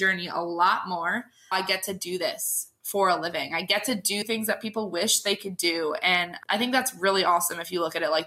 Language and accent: English; Southern California, United States; also born or lived in Sacramento, California; So I was born in Southern California, moved to Sacramento when I was about 6, joined a Parks and Rec team when I was 9 and didn't like it, moved back to Southern California just because of my dad's work.